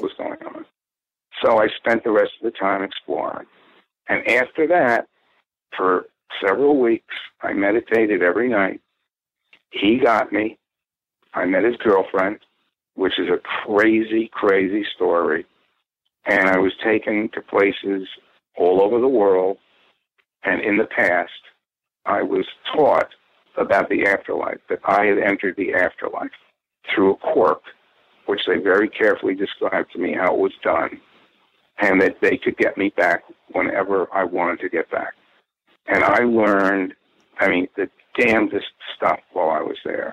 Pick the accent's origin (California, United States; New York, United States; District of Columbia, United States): New York, United States; Purchase; where I grew up in Purchase, New York.